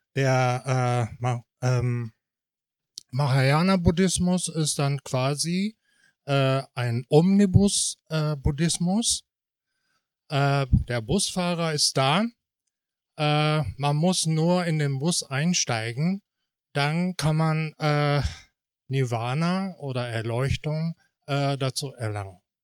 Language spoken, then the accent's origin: German; Japan; now in Germany; Also ich bin Japaner